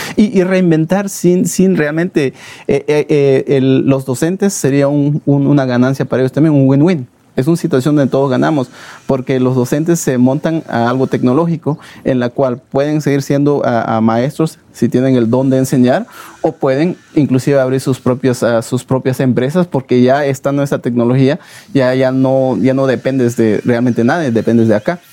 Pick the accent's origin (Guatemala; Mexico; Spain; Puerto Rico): Guatemala; moved away; los guatemaltecos somos emprendedores los guatemaltecos somos luchadores